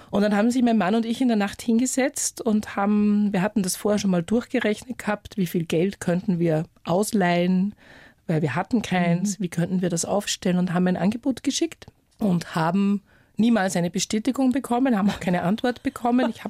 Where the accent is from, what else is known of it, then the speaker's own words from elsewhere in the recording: Upper Austria, Austria; Ja, also ich bin halt in Oberösterreich aufgewachsen, mehr oder weniger am Land und für mich war immer klar, studieren, egal was, Hauptsache Wien.